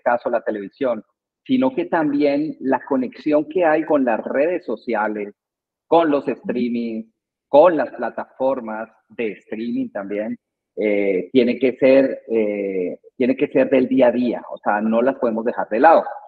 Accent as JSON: {"language": "Spanish", "country": "Colombia", "moved": "as an adult", "lives_now": "Guatemala", "said": "soy colombiano, llevo 20 años aquí en Guatemala"}